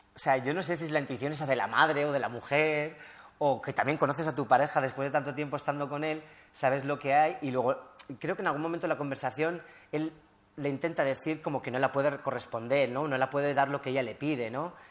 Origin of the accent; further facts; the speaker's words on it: Morocco; also born or lived in Spain; somos marroquíes